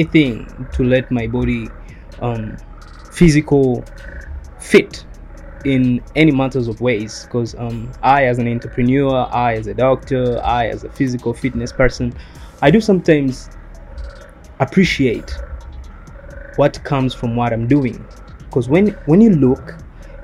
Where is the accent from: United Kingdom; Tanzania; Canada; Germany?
Tanzania; I'm from Tanzania